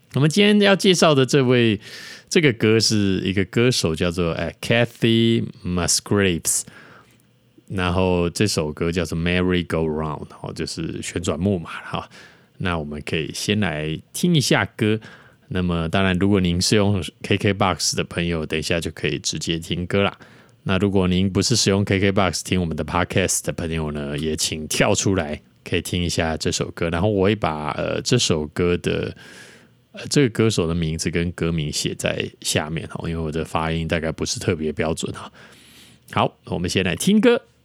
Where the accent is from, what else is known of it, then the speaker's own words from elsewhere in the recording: Yingge, New Taipei, Taiwan; 我是住在台湾的一个 一个，这小，从小在一个莺歌小镇，啊，乡下长大的小孩